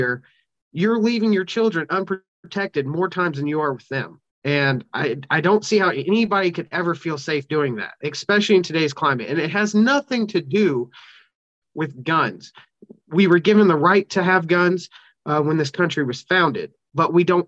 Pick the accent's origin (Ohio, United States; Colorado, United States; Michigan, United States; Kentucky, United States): Kentucky, United States; start a pilot program in my hometown here in Kentucky